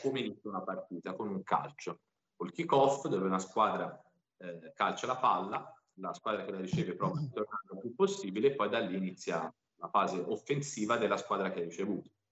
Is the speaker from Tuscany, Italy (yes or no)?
yes; Pisa, Tuscany, Italy; also born or lived in Milan; E sono nato a Pisa e vivo a Pisa